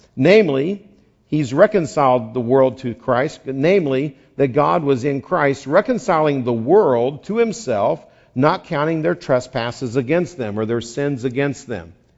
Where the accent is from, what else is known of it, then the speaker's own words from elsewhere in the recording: West Virginia, United States; now in California, United States; I grew up there. It's a whole separate nation